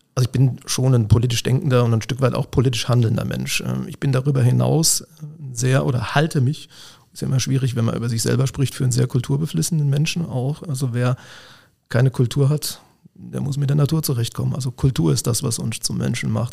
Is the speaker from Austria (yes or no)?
no; Siegen, North Rhine-Westphalia, Germany; moved away as an adult; also born or lived in Mainz; now in Koblenz, Germany; Ich stamme aus dem Siegerland, ich komme tatsächlich aus Siegen, da bin ich geboren